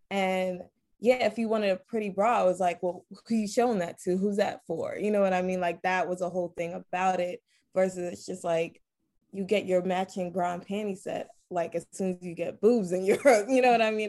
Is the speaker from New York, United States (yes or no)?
yes; New York City, New York, United States; I'm from Brooklyn, New York